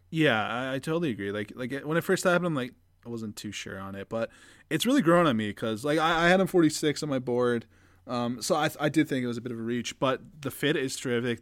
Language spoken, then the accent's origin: English; Canada; As a Canadian